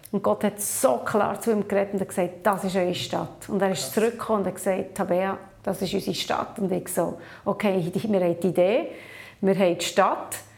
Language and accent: German; Papua New Guinea; also born or lived in Switzerland; now in Tel Aviv, Israel; Aufgewachsen bin ich in Papua-Neuguinea als Mission Kid. 20 Jahre in der Schweiz gelebt und jetzt eben knapp neun Jahre in Tel Aviv.